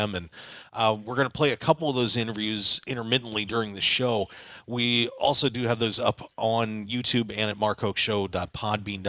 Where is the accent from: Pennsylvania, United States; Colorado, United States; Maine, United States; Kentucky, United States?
Pennsylvania, United States; I'm from Pennsylvania